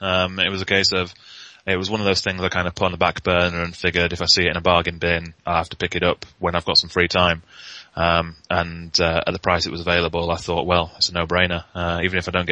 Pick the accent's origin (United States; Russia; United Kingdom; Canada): United Kingdom; Northern England; I'm Northern. I'm British and Northern.